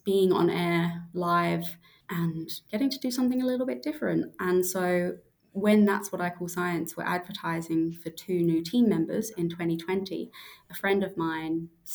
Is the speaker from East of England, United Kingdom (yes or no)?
no; South East England, United Kingdom; moved away as an adult; also born or lived in Manchester, United Kingdom / Queensland, Australia; now in Tasmania, Australia; So I'm from the UK originally, from just outside London in the south of England